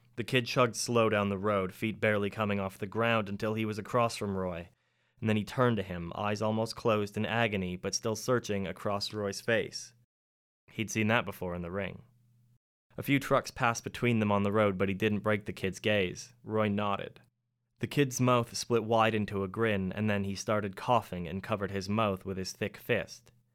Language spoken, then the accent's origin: English; Canada; moved away as an adult; now in Penryn, United Kingdom; I'm Canadian